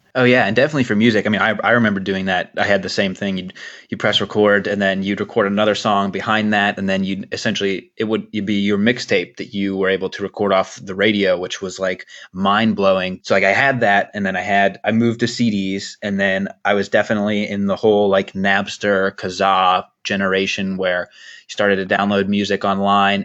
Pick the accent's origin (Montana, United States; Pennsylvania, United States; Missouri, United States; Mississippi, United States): Pennsylvania, United States; Pittsburgh; also born or lived in New York; I just always say that I'm from Pittsburgh, even though I was born outside of the state